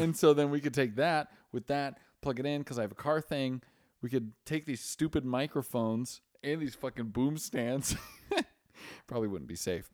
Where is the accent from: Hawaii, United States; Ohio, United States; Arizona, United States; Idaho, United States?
Idaho, United States; we're both Mormons from Idaho.